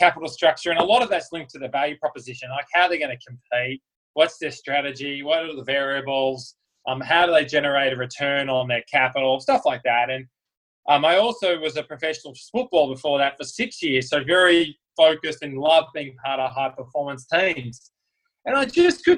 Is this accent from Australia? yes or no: yes; Melbourne, Victoria, Australia; moved away; I'm from Melbourne, Australia